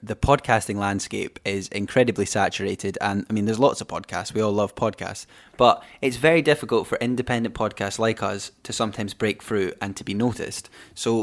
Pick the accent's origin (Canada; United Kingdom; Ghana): United Kingdom; Scotland; a Scottish person